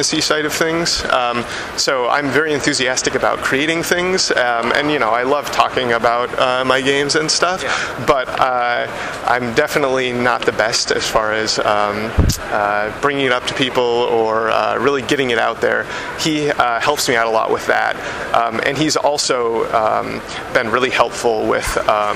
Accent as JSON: {"language": "English", "region": "Alaska", "country": "United States", "tie": "born or raised there", "moved": "yes", "said": "I'm originally from Alaska, so it's kind of like an homage to my home state"}